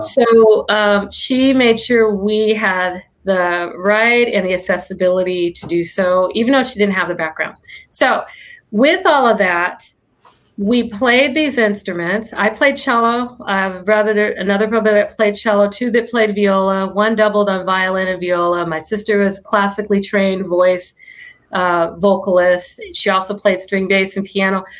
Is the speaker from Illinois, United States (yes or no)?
yes; Illinois, United States; now in Orange County, United States; I'm from Illinois